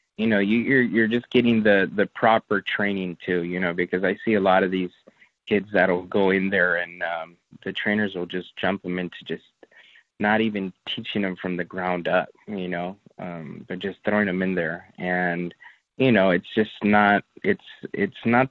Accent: Los Angeles, California, United States; moved away; we're from Los Angeles

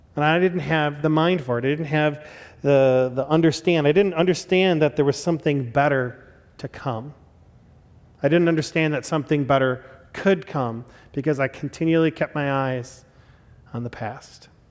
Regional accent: Chicago, Illinois, United States; I was born in Chicago and I was born in nineteen eighty-five

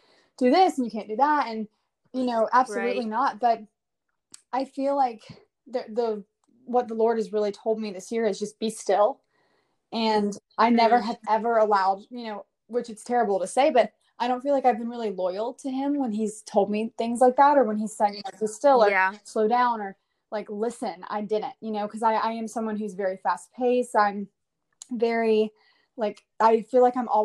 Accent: Hoover, Alabama, United States; now in Nashville, United States; I am from Hoover, but I live in Nashville now.

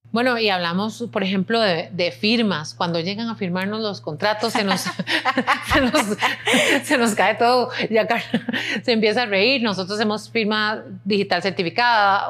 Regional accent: Costa Rica

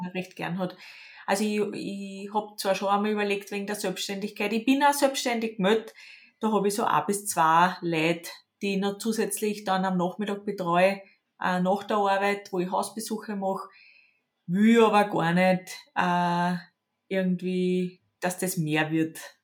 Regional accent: Lower Austria, Austria; Ich komme aus Niederösterreich

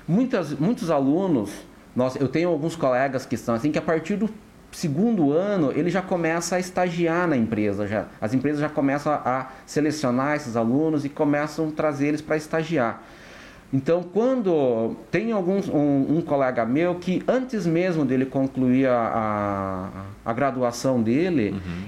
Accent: Francisco Beltrão, Paraná, Brazil; nascido e criado é, em Francisco Beltrão

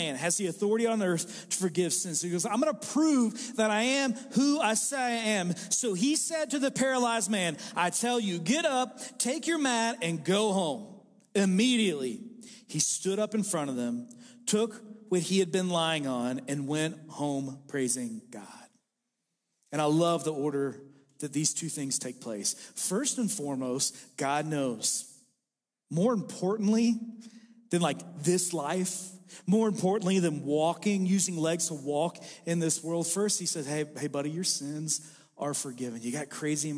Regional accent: Sulphur, Kentucky, United States; I was raised in a place called Sulphur, Kentucky.

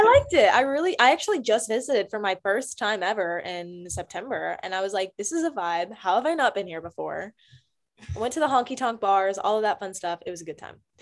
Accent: Greensboro, North Carolina, United States; now in Texas, United States; I grew up in Greensboro, North Carolina, on the East Coast

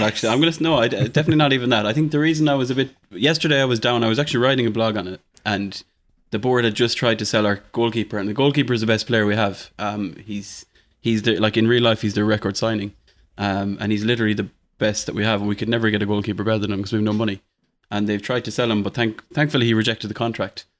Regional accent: Ireland

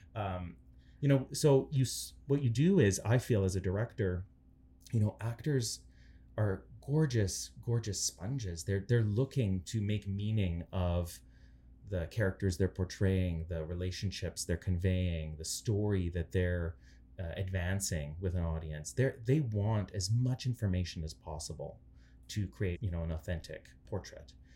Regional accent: Canada; I'm Ukrainian Canadian

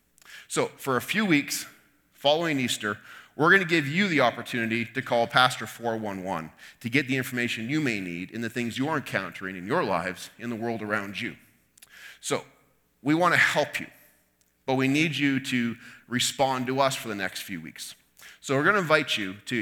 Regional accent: Canada; we feel within ourselves as Canadians

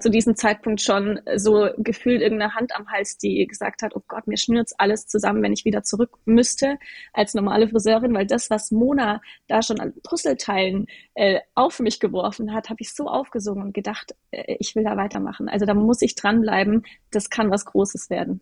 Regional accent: Würzburg, Bavaria, Germany; moved away as an adult; also born or lived in Munich; Ich wollte aber aus Würzburg, aus meinem Heimatort raus

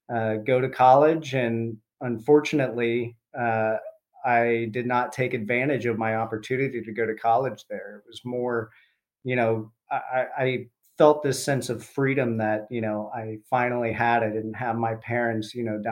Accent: Columbus, Ohio, United States; I grew up in Columbus, Ohio

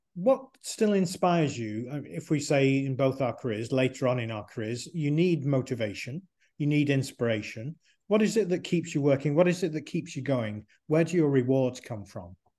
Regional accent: Manchester, North West England, United Kingdom; growing up in Manchester, in England

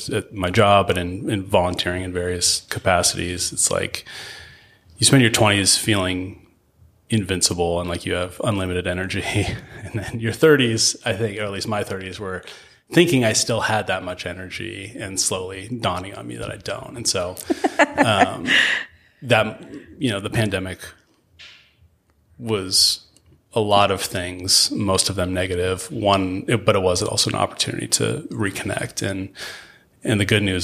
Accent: Spokane, Washington, United States; learning to love my hometown

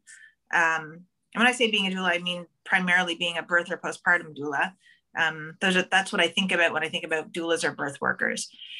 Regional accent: Toronto, Ontario, Canada; I'm from Scarborough too

